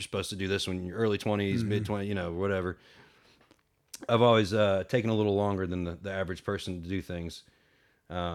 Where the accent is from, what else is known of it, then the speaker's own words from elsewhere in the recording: Marietta, Georgia, United States; growing up around the Marietta Square